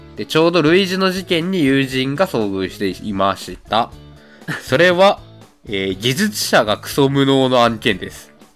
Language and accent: Japanese; Saitama, Japan; 僕、埼玉県人なので